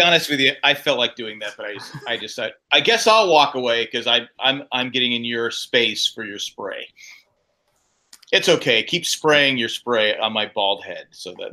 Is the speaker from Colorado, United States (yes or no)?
no; San Diego, California, United States; growing up in Cal, you know, San, San Diego, it's sunny year round